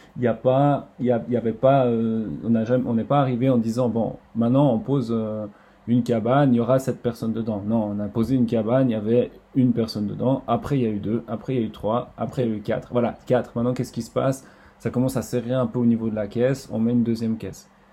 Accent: Estavayer-le-Lac, Fribourg, Switzerland; je viens d'Estabayer-le-Lac

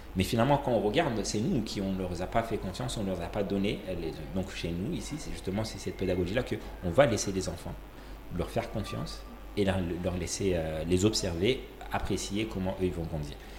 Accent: Comoros; also born or lived in Malaysia; Et je suis né et grandi aux Comores

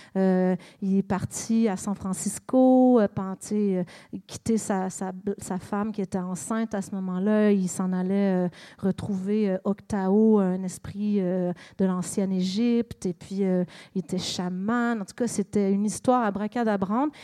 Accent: Montreal, Quebec, Canada; moved away; also born or lived in British Columbia / Vermont; Je suis née à Montréal. Euh, j'ai vécu en Colombie-Britannique, sur la côte ouest. J'ai vécu au Vermont, aux États-Unis

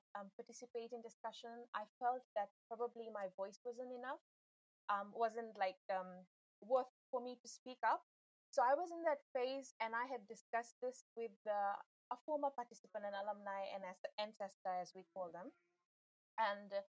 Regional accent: Fiji; I'm from Fiji. I live in the capital city, Suva. I am of Indian descent

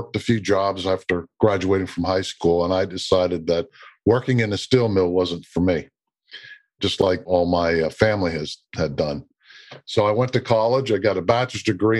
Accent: Western Pennsylvania, United States; moved away; also born or lived in Baltimore / Pittsburgh; I grew up in Western Pennsylvania, about 40, 50 miles north of Pittsburgh

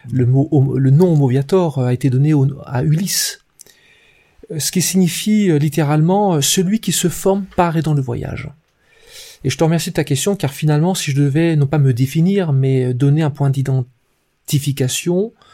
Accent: Brittany, France; Euh, je suis d'origine bretonne, avec tout ce que ça implique d'influence. Je suis plutôt un breton des forêts, euh, plus que la mer, et pourtant je suis, je suis proche de l'eau.

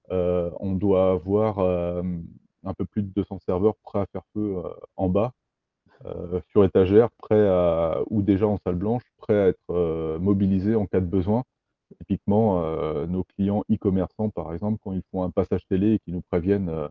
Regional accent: Brittany, France; On est breton, on est euh, français, européen aussi.

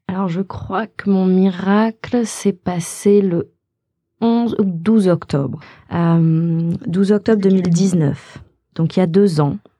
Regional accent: Haute-Savoie, Auvergne-Rhône-Alpes, France; moved away as an adult; also born or lived in Los Angeles; je viens de Haute-Savoie à la base

